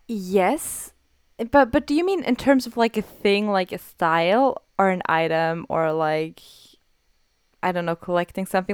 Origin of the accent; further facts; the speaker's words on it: Austria; I'm from Austria